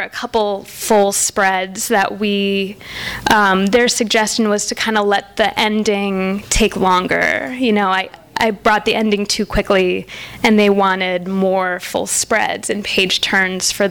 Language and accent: English; Wisconsin, United States; moved away; that's Wisconsin. That's what I grew up with.